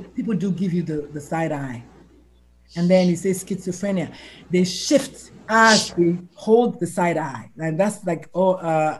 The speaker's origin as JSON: {"language": "English", "country": "Nigeria", "said": "as a Nigerian, or at least when I went to medical school in the 80s and 90s"}